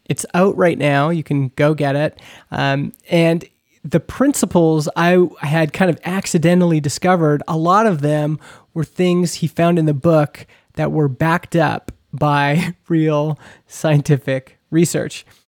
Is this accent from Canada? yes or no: yes; Canada; we're both from Canada.